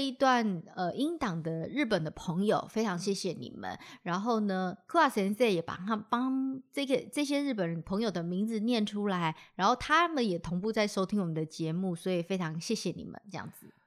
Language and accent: Chinese; Taiwan; 我们台湾人就是出口闭口就是谢谢嗯，请谢谢对不起，老师嗯从小就有教